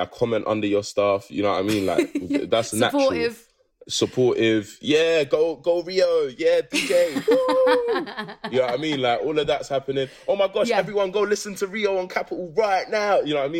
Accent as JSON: {"language": "English", "region": "London", "country": "United Kingdom", "said": "We're all from London"}